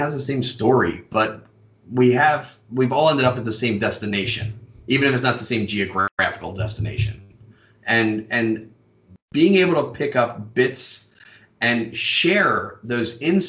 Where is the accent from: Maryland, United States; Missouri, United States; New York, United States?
Maryland, United States; Baltimore; moved away as an adult; now in Pennsylvania, United States; I grew up born and bred in West Baltimore, born and raised with the parade ground. No, I'm not going to do that. But lived on the west side of Baltimore basically until I was 19 and then moved around a little bit and ended up in southern Pennsylvania.